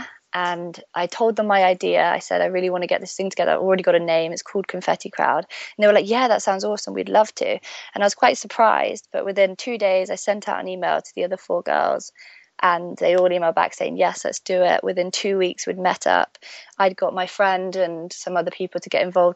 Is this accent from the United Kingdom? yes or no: yes; Stratford-upon-Avon, West Midlands, United Kingdom; moved away as an adult; also born or lived in Birmingham; now in London, United Kingdom; So I was born in Birmingham. In the UK. I was raised in Stratford-upon-Avon, which is where Shakespeare is from.